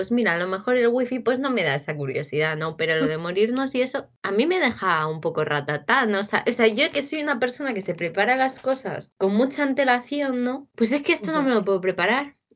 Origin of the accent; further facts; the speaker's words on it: Galicia, Spain; No soy negacionista, soy, gallega.